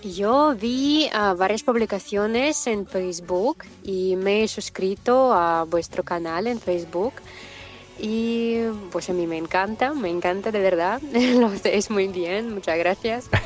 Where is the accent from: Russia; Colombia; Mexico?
Russia; Volgograd, Volgograd Oblast; Spanish is a second language; now in Saint Petersburg, Russia; yo soy de Volgogrado, es mi ciudad natal, pero ahora vivo en San Petersburgo